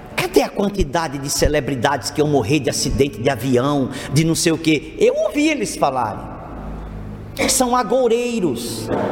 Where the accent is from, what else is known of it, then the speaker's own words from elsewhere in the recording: Brazil; nós, até mesmo enquanto brasileiros